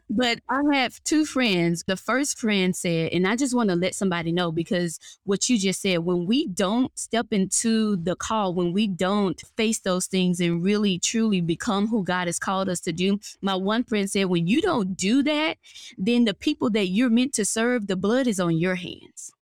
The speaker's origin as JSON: {"language": "English", "region": "Mississippi Delta", "country": "United States", "tie": "born or raised there", "moved": "yes", "lives_now": "North Atlanta, United States", "said": "I'm originally from Mississippi, good old country girl. Grew up in the Mississippi Delta"}